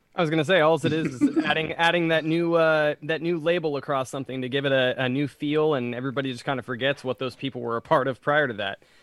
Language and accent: English; California, United States; being Californian